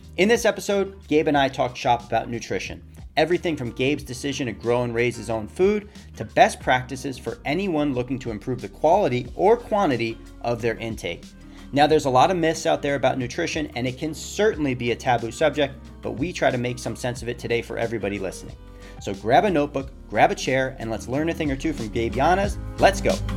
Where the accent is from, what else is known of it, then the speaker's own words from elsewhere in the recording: Long Island, New York, United States; moved away as an adult; now in California, United States; We're both boys from Long Island, New York, who made our way out to California